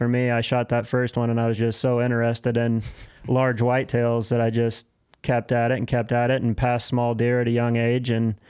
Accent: West Central Illinois, United States; I'm a farmer from West Central Illinois.

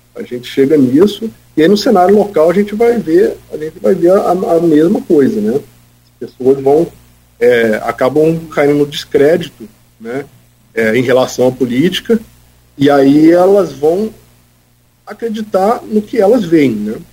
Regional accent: Campos dos Goytacazes, Rio de Janeiro, Brazil; eu como um bom campista, né, cresci na minha cidade, conheço bem o nosso povo

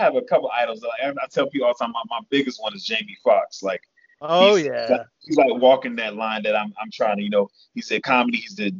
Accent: the South, United States; My mother's from New York, so my mother was very she was honest how we spoke, because she raised us in the South. So I'm like in that between.

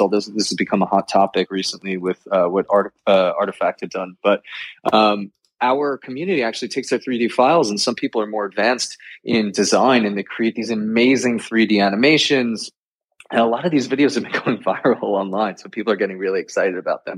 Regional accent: New York, United States; born and raised in New York

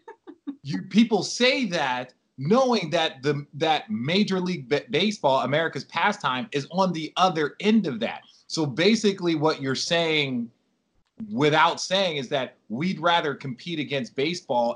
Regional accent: Arizona, United States; also born or lived in New York; now in Los Angeles, United States; I grew up in Arizona

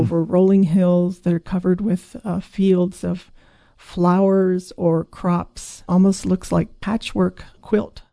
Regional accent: eastern Hokkaido, Japan; now in Oregon, United States; I grew up in eastern Hokkaido

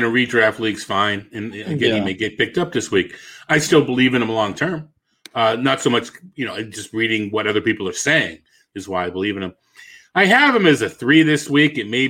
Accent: Boston, Massachusetts, United States; accent: Boston

